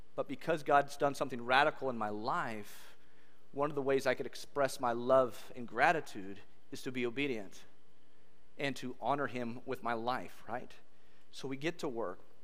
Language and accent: English; California, United States; moved away as an adult; also born or lived in Kansas; I grew up in California